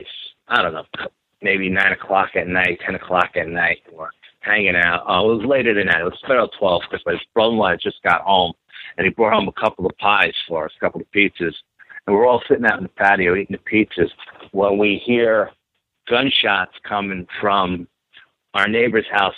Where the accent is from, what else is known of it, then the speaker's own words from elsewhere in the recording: New York City, New York, United States; growing up in New York and in the city